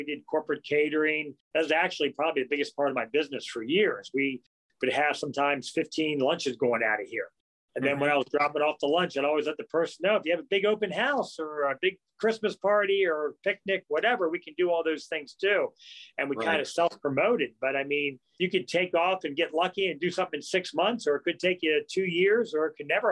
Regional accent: Howard County, Maryland, United States; And I was born and raised in Howard County. I'm one of the few.

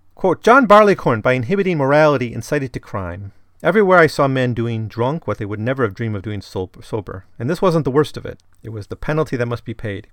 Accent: Wisconsin, United States; growing up in Wisconsin

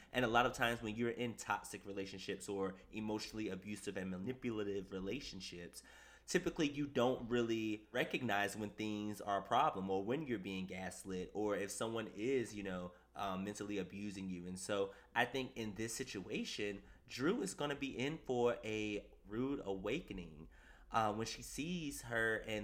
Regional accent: East Coast, United States; I'm a man and I'm from the East Coast

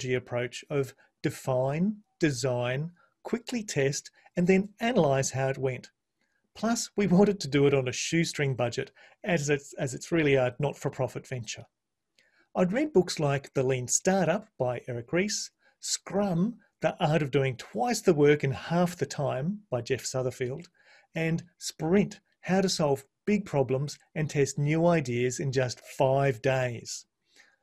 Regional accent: Brisbane, Queensland, Australia; also born or lived in New Zealand; I was born and bred in Brisbane

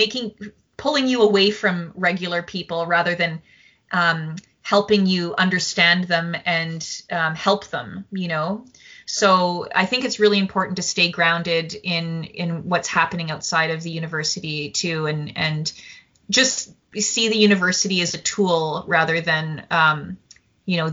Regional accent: Saskatoon, Saskatchewan, Canada; I'm from Saskatoon, Saskatchewan

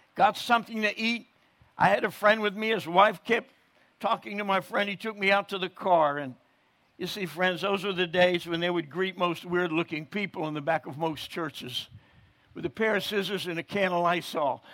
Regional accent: New Jersey, United States; I'm born and raised in New Jersey

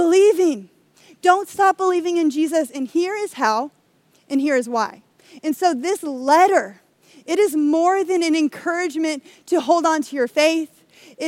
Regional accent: United States

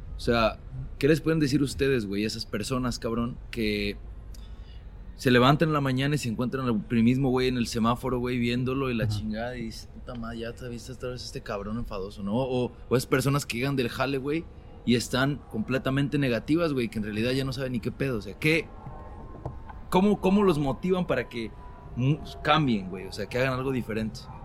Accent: Mexico; now in Sacramento, United States; como migrantes y como mexicanos

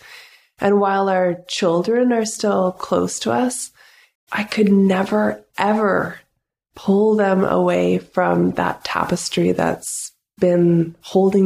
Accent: North Vancouver, British Columbia, Canada; moved away as an adult; now in Pender Island, Canada; I grew up in the city. I grew up in North Vancouver.

